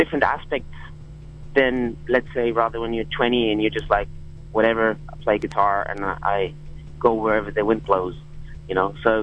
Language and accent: English; Berlin, Germany; we're from Berlin